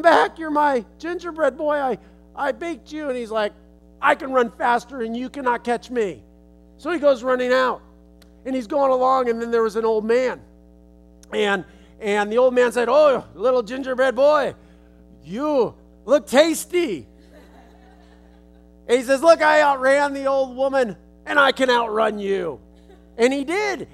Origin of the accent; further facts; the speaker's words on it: Los Angeles, California, United States; I'm from California, I'm from Los Angeles